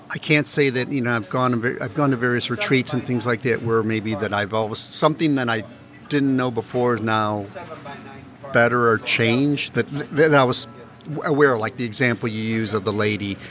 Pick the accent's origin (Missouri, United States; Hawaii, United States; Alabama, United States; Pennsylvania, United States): Missouri, United States; University City; I grew up in University City